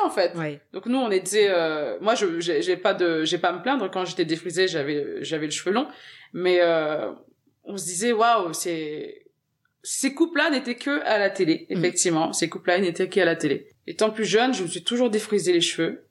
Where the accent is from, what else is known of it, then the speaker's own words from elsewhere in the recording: Garges-lès-Gonesse, Île-de-France, France; French is a second language; also born or lived in Senegal / Levallois-Perret; on a emménagé dans le 95 à garges les et c'est là-bas que j'ai fait toute mon enfance